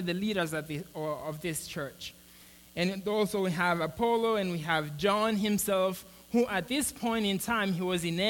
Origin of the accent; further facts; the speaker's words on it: Mozambique; now in United States; I'm from Mozambique